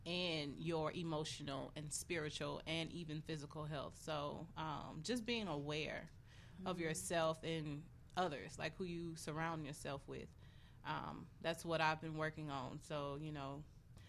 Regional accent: the South, United States; moved away; I'm from the South

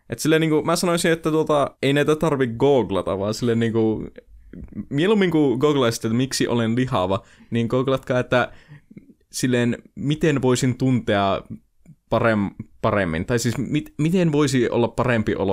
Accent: Oulu, North Ostrobothnia, Finland; Me ollaan jotakin oululaisia

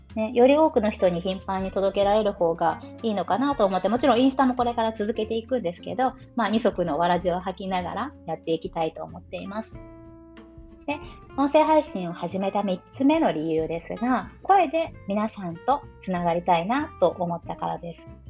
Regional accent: Japan; first language Japanese; 自分の話す言語日本語自分が普段使っている何気なく使っているこの母国語としての日本語

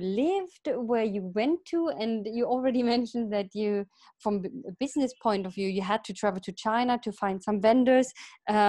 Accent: Germany; also born or lived in United Kingdom / Sweden; now in Italy; I'm from Germany, but I lived in the UK for 10 years

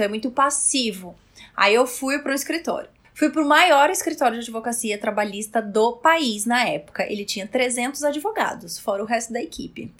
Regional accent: Roraima, Brazil; moved away as an adult; now in São Paulo, Brazil; eu sou de Roraima. E eu vim fazer faculdade em São Paulo

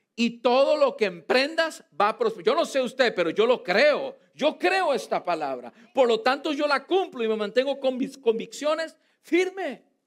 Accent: Costa Rica; now in United States; en mi país, en Costa Rica

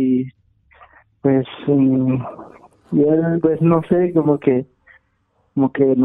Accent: Guatemala; Soy de Guatemala.

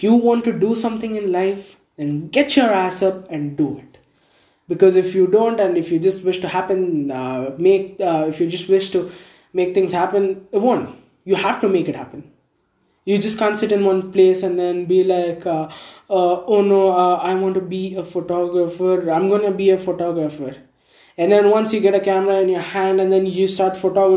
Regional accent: India; I'm from India

